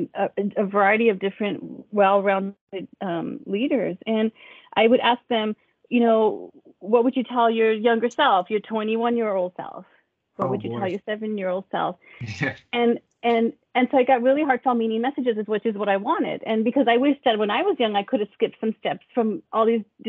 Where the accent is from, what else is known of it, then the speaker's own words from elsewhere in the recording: El Paso, Texas, United States; now in California, United States; I grew up in El Paso, Texas, and I grew up really poor